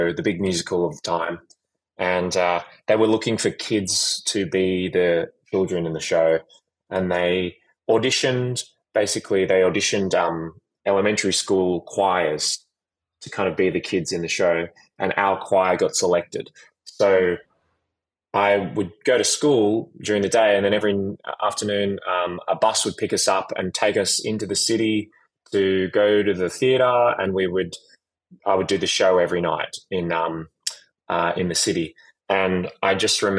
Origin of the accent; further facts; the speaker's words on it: Sydney, New South Wales, Australia; moved away as an adult; I grew up in Sydney.